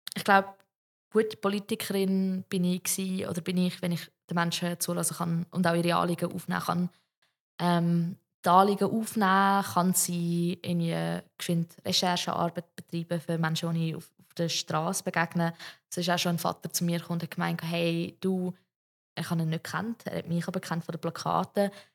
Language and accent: German; Zug, Switzerland; ich komme aus dem Kanton Zug